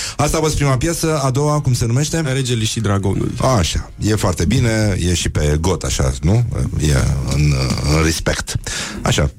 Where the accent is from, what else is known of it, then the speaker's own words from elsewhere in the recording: Brăila, Brăila County, Romania; eu sunt născut la Brăila